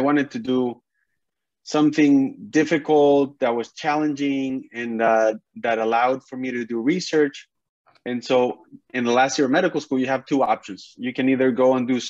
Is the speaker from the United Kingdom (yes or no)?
no; northern Mexico, Mexico; moved away as an adult; I'm from Mexico